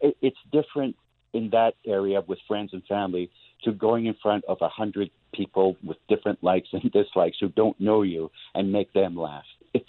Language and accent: English; Montreal, Quebec, Canada; now in Toronto, Canada; Growing up in Montreal, on the outskirts of Montreal, a lot of great country, a lot of skiing. In Toronto, where I live, an hour away, there's an amazing park called Algonquin Park